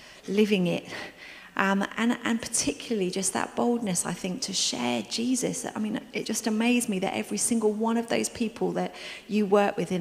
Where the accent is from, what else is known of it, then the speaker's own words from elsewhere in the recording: United Kingdom; we're British